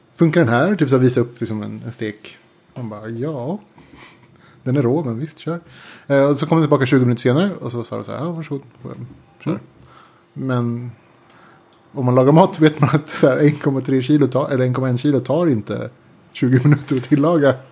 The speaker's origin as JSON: {"language": "Swedish", "country": "Sweden", "said": "jag kommer från Sverige."}